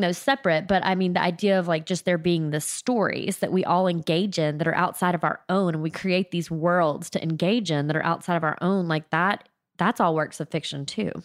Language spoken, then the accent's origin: English; South Mississippi, United States; also born or lived in New Orleans; I'm from South Mississippi, pretty close to New Orleans